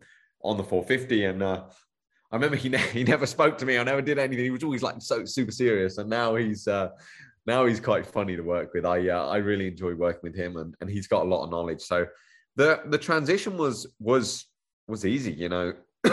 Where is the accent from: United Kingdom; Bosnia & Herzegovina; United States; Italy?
United Kingdom; It's, Yareve being from Australia, it seems to click quite well with me being British.